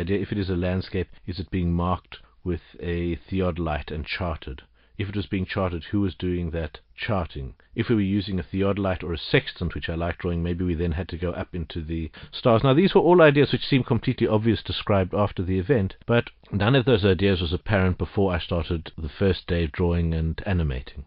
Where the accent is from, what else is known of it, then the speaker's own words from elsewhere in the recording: Johannesburg, Gauteng, South Africa; Growing up in Johannesburg as a child